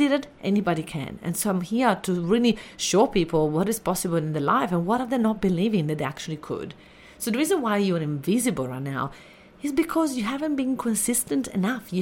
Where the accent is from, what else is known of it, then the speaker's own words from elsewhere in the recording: Italy; I grew up in Italy and I had really a little tough upbringing